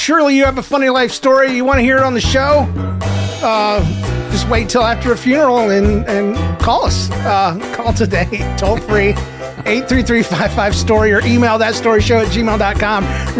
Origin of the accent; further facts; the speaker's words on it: Massachusetts, United States; I'm from Cape Cod, and we're doing hybrid learning.